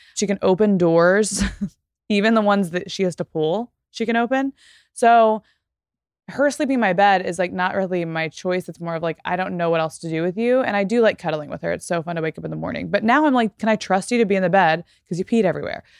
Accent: Texas, United States; moved away; as a person who grew up in Texas, let's say, 'cause I don't live there anymore

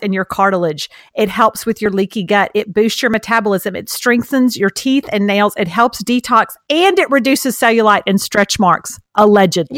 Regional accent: Beaumont, Texas, United States; accent: Southeast Texas; I'm from Texas, same as you.

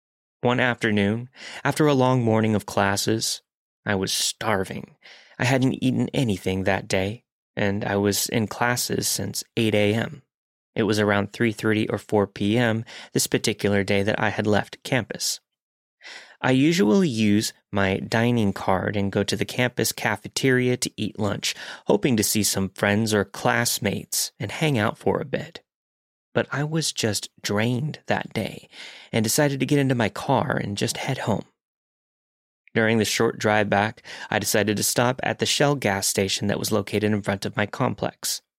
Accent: Virginia, United States; moved away as an adult; I felt like I was finally living the independent college girl life, states away from my hometown in Virginia.

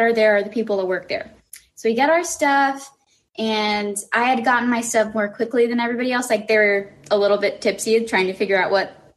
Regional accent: Tucson, Arizona, United States; I am from Tucson, Arizona

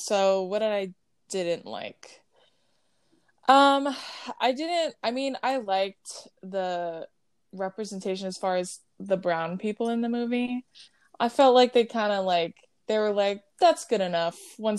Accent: California, United States; also born or lived in Hawaii; we were raised in California. We were born and raised in California. So, I mean, we grew up with Samoan family

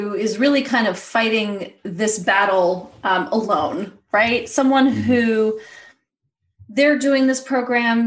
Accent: New York, United States; now in Los Angeles, United States; I grew up in New York and I live

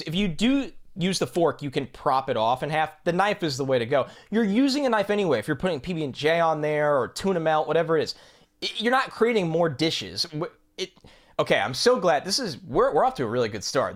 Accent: United States; I am from New York

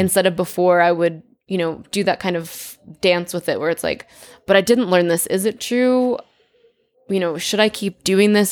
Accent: Connecticut, United States; I grew up in Connecticut.

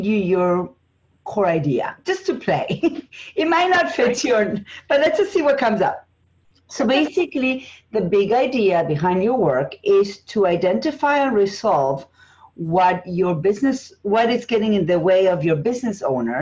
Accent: Argentina; English is a second language; moved away; It's English as a second language. I'm from Argentina

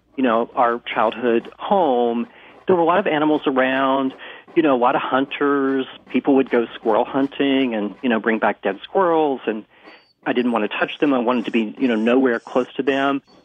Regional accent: West Virginia, United States; now in Washington, D.C., United States; I grew up small town in West Virginia blue collar town

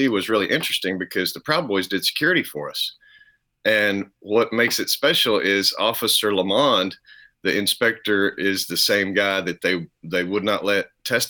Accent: around Dallas-Fort Worth, Texas, United States; born and raised Texas, you know, just good old around probably 100-mile area around Dallas, Fort Worth

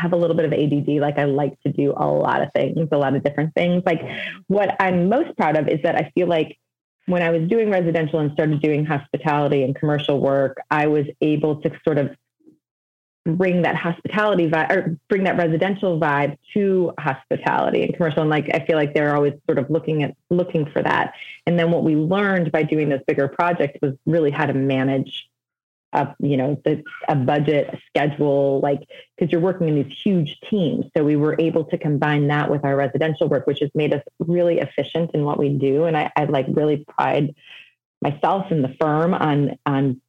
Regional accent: Evanston, Illinois, United States; I'm born and raised in Evanston, which is a suburb, just north of Chicago

